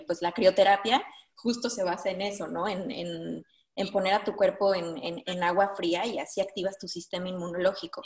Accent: Mexico; moved away as an adult; now in Denmark; yo como mexicana que llevo un año aquí viviendo

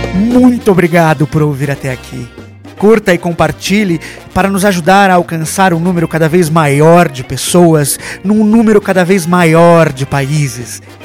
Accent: Brazil; moved away as an adult; now in Mexico; me tornei ainda mais brasileiro

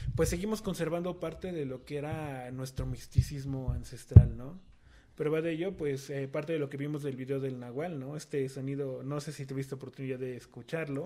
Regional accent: southern Tlaxcala, Mexico; en esta zona del sur de Tlaxcala, como que estamos muy marcados

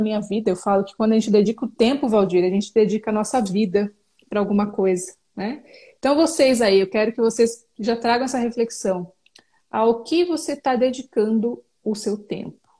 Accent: São Paulo, Brazil; now in Jundiaí, Brazil; Sou natural de São Paulo e moro atualmente na cidade de Jundiaí.

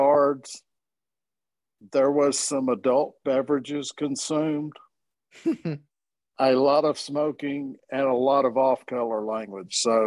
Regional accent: Warren, Arkansas, United States; I'm from Southeast Arkansas. I'm from Warren, Arkansas

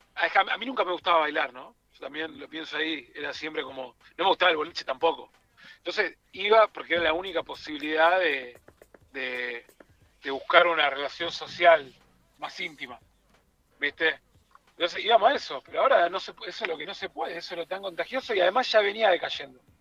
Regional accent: Tucumán, Argentina; Me vine de Tucumán a ver …

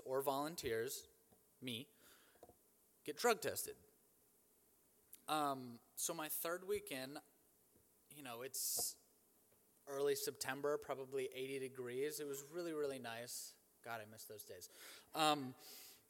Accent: Cleveland, Ohio, United States; I'm from Cleveland, Ohio, and I'm the son of a pastor

